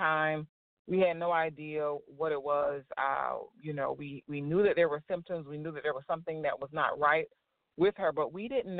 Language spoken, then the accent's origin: English; Florida, United States; I'm originally from Florida, so I was born and raised in Florida.